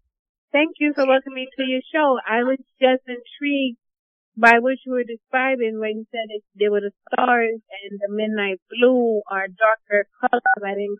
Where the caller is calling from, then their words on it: New York City, New York, United States; I'm calling from New York City.